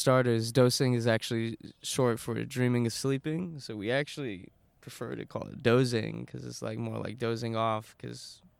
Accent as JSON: {"language": "English", "area": "metro Atlanta", "region": "Georgia", "country": "United States", "tie": "born or raised there", "also_born_or_lived": "Smyrna, Georgia / Doraville, Georgia / Norcross, Georgia / Duluth, Georgia", "moved": "as an adult", "lives_now": "Japan", "said": "So I'm originally from the States, from Georgia, metro Atlanta area. I grew up around, like, originally Smyrna, then moved to Doraville, then moved to Norcross, and then moved kind of far out to Duluth, but mainly just Georgia for most of my life, and then came out here about 5 years ago."}